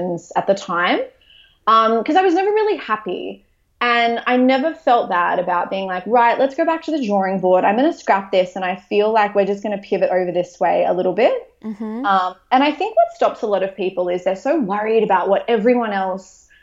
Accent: Maitland, New South Wales, Australia; I opened a Pilates studio in my hometown of Maitland

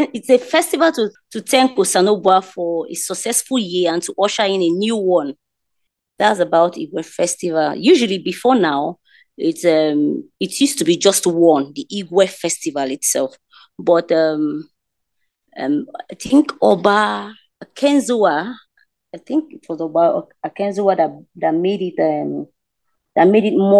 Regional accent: Benin City, Edo, Nigeria; now in Port Harcourt, Nigeria; I'm a Nigerian. I'm from Edo State. I'm based in Port Harcourt

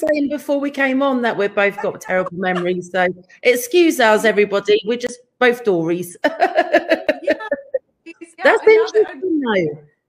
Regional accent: Devon, South West England, United Kingdom; Josephine is actually in Devon, my hometown.

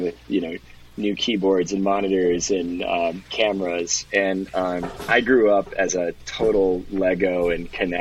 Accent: Lexington, Kentucky, United States; moved away; also born or lived in Austin / Miami / San Francisco; I grew up in Lexington, Kentucky

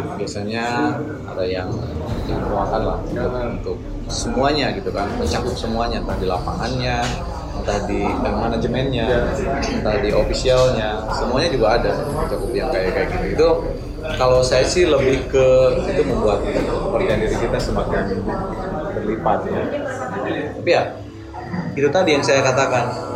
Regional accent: Garut, West Java, Indonesia

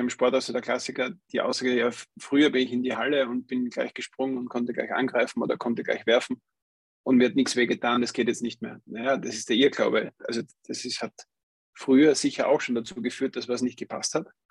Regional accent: Austria; hier bei uns in Österreich

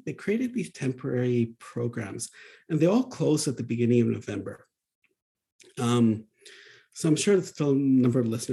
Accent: Alberta, Canada; now in British Columbia, Canada; I grew up in Alberta

